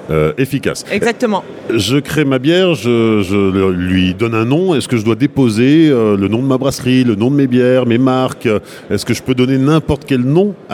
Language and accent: French; France; On, aime les sigles, on est, on est français